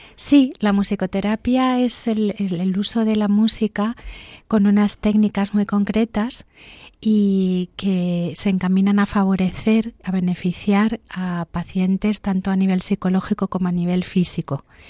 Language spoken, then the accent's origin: Spanish; Canary Islands, Spain; also born or lived in Santander, Cantabria, Spain; nací en Santander, hasta los ocho años que me fui a Canarias